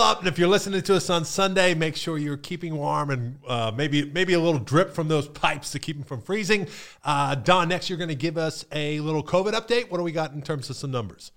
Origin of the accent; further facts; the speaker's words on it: Pennsylvania, United States; moved away as an adult; now in Florida, United States; I'm from Pennsylvania